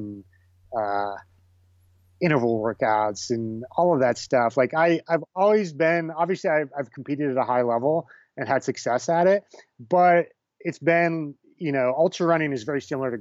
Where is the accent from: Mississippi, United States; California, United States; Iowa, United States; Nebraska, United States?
Nebraska, United States; moved away; And I grew up in Nebraska. I'm Bohemian